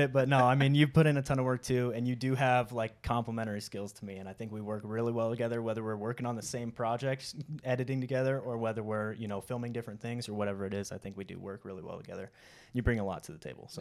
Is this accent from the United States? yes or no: yes; Oregon, United States; moved away as an adult; now in Utah, United States; I grew up in Oregon, um, and then once I was out of high school, I joined the Marine Corps